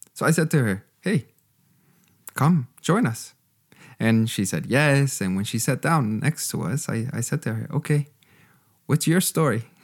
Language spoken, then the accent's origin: English; Canada; moved away as an adult; also born or lived in Costa Rica / Texas; now in Germany; I grew up with in Canada